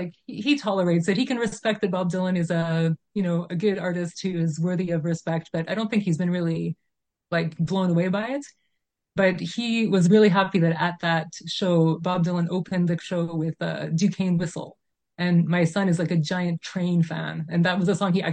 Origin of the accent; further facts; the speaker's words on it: Calgary, Alberta, Canada; moved away as an adult; also born or lived in Toronto / Germany; I am from Calgary. That's where I grew up. So I moved back to my hometown of Calgary